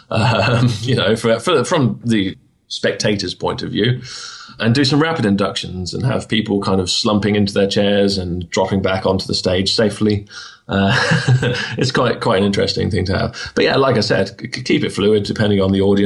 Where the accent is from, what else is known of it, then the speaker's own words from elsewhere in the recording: United Kingdom; it's a hard life being a British stage hypnotist